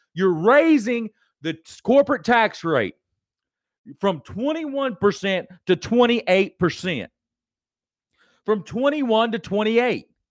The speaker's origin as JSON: {"language": "English", "country": "United States", "said": "I'm an American."}